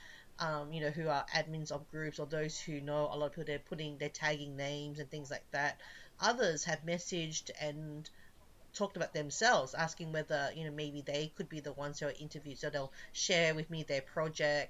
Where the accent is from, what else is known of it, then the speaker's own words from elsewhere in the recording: Australia; moved away; I'm Australian